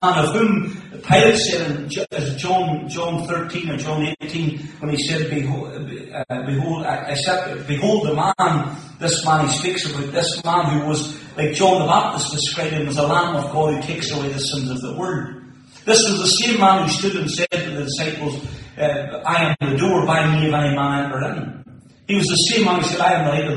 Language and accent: English; Moneymore, Northern Ireland, United Kingdom; now in Tobermore, United Kingdom; So I grew up in Moneymore, now live in Tubbermore